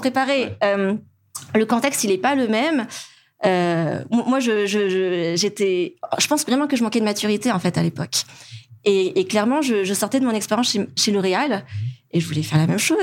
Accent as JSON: {"language": "French", "country": "Madagascar", "also_born_or_lived": "France", "moved": "as an adult", "said": "en tant que malgache"}